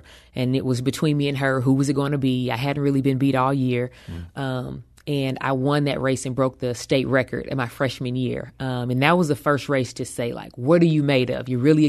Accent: East St. Louis, Illinois, United States; Oh, life for me was, I was very blessed.

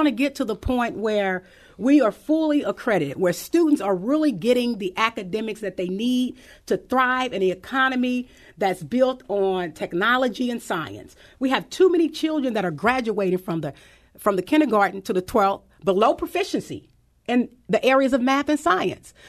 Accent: St. Louis, Missouri, United States; I grew up in Doris Webby Housing Projects.

